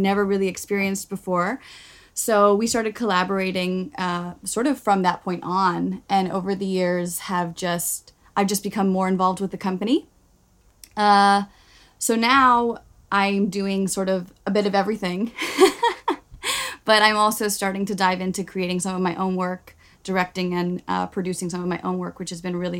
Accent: Bermuda; moved away as an adult; also born or lived in Glasgow, Scotland / New York; now in London, United Kingdom; I come from Bermuda originally, and I did my degree in Glasgow, Scotland. And then I lived in New York for a year, and then I moved to London.

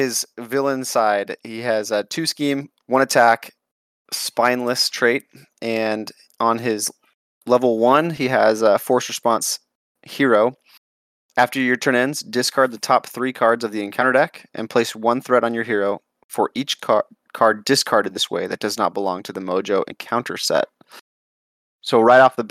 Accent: Southwest, United States; I'm from the Southwest

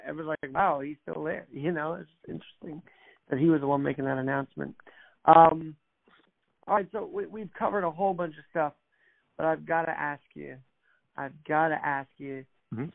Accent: New York, United States; as a New Yorker

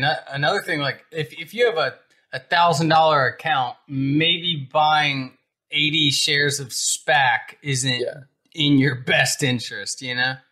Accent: Alabama, United States; I'm from yeah. Alabama, but I don't know this much farm jargon

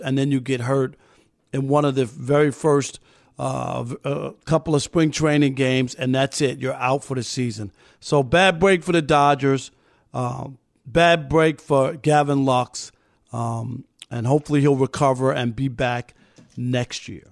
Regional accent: New York City, New York, United States; I wanted to f- play first base for the Mets growing up in Queens

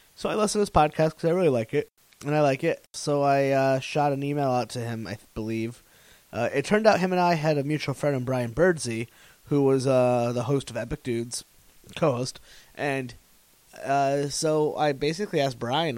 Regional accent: Connecticut, United States; now in Providence, United States; I grew up in Connecticut

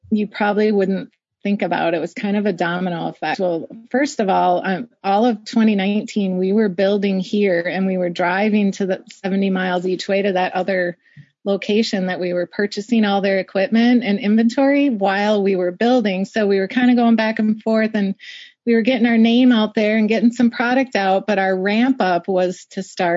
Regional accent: Wisconsin, United States; I grew up in Wisconsin

